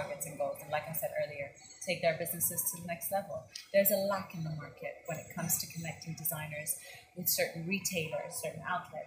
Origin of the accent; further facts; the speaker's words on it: Dubai, United Arab Emirates; also born or lived in Switzerland; I'm originally Lebanese, born and brought up in Dubai.